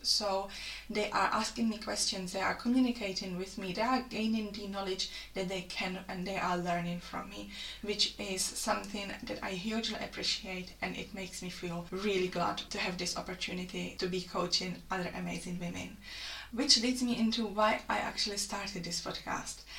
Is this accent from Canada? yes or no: no; Czechia; moved away as an adult; now in Lichfield, United Kingdom; I come from the Czech Republic and I have been in the UK for over five years now.